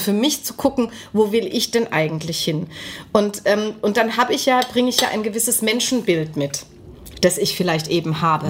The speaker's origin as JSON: {"language": "German", "region": "West Germany", "country": "Germany", "said": "jetzt rede ich als Westdeutsche"}